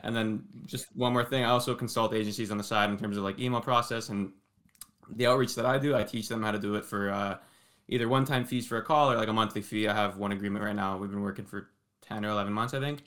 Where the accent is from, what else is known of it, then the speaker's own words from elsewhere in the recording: Toronto, Ontario, Canada; I'm from, uh, Toronto, Ontario, but born and raised here